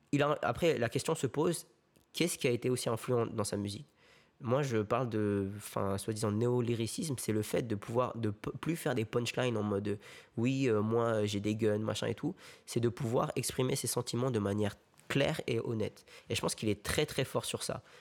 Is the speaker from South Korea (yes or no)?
yes; South Korea; Moi, tu vois, moi, quand je rentre chez moi, en Corée, je fais des bisous à maman, je lui fais des câlins, tu vois.